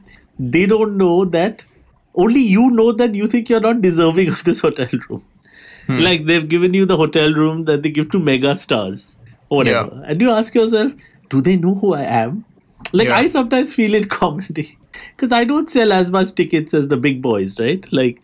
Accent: India; you know, as an Indian person, you do certain things, like do a little jet setting, etc.

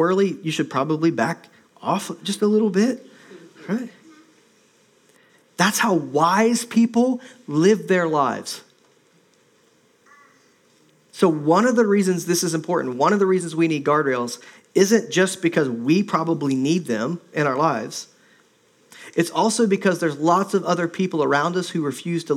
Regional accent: Midwest, United States; moved away as an adult; also born or lived in Minnesota / Ohio / Indiana; now in Oregon, United States; I grew up in the Midwest

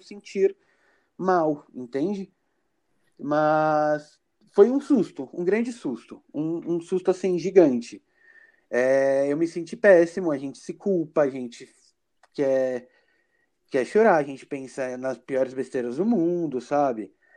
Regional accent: São Paulo, Brazil; now in Brasília, Brazil; eu moro em Brasília, né? DF, mas eu sou natural de São Paulo, capital.

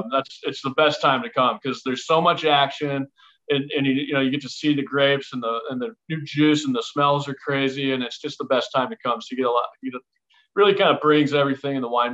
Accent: Walla Walla, Washington, United States; I grew up in Walla Walla, and this is Drew's hometown.

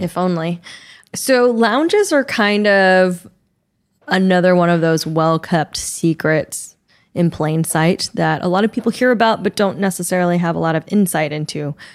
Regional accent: Taiwan; moved away; I grew up in Taiwan, so Taipei is always gonna be my home airport.

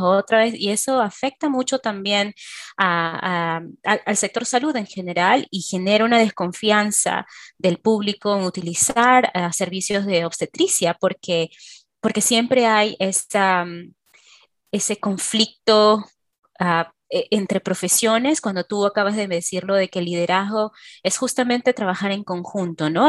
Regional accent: Peru; moved away; como obstetra peruana. Yo he trabajado en Perú hace muchos años

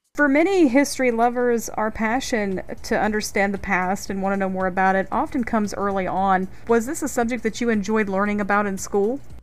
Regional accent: North Carolina, United States; from my home state of North Carolina

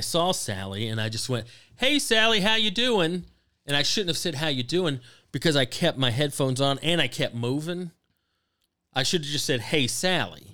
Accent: the South, United States; I grew up in the South where the weather's good

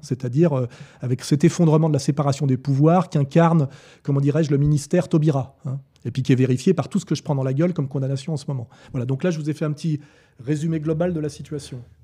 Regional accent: France; also born or lived in Annemasse; Je suis arrivé en tant que Français

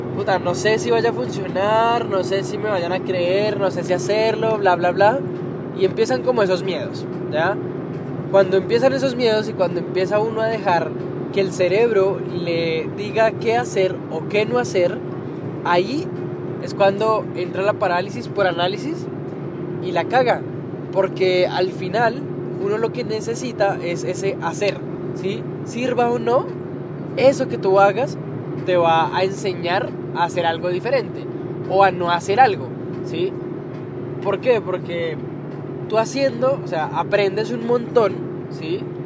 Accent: Colombia; yo que soy colombiano

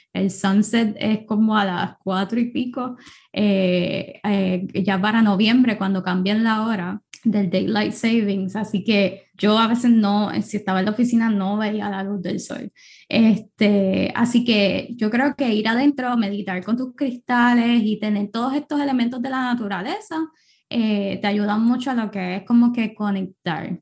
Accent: Puerto Rico; moved away; Puerto Rico, obviamente, que es mi país natal

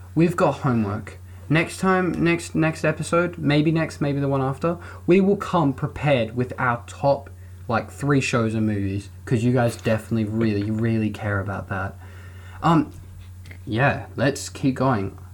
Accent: New Zealand; I was born in New Zealand.

